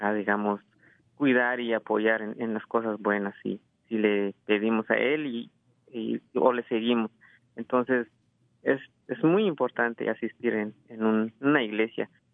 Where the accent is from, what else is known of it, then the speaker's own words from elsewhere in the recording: Guatemala; now in California, United States; vengo de Guatemala, este, nací en, Guatemala y este, tengo como unos 17, ah, 18 años aquí